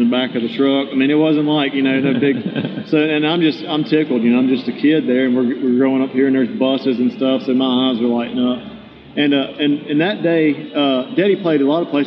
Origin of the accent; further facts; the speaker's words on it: about 30 miles east of Biloxi, Mississippi Gulf Coast, United States; It's about 30 miles west of my hometown, down on the coast in Biloxi, Mississippi.